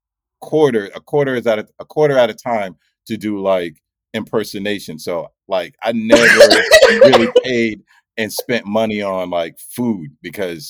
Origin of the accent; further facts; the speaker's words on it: Mount Vernon, New York, United States; I'm from Mount Vernon, New York